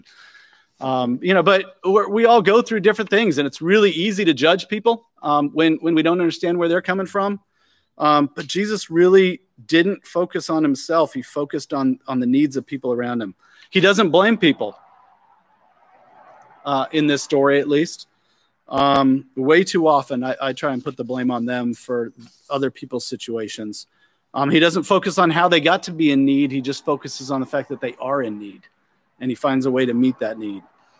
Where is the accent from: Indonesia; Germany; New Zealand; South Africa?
Germany; I did when I was a kid. I grew up in Germany, and we would have these Volksmarches there.